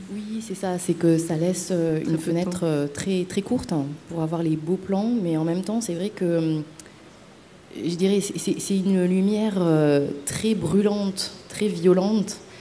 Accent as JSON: {"language": "French", "country": "Madagascar", "said": "je viens de Madagascar"}